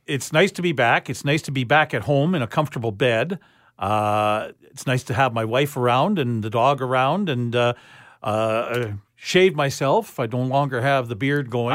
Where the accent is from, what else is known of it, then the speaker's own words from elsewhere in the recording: Winnipeg, Manitoba, Canada; moved away; I'm from Winnipeg originally